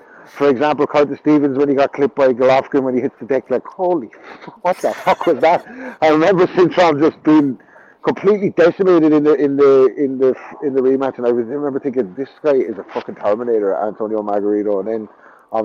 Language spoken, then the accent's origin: English; Ireland; I'm Irish